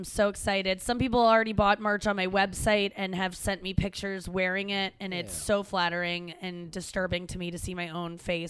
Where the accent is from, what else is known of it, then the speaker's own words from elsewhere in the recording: St. Louis, Missouri, United States; also born or lived in Cincinnati; I only lived there till I was 6. St. Louis is where I've been longer. Yes. St. Louis is my hometown.